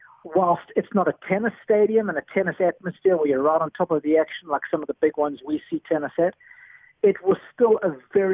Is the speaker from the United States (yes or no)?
no; South Africa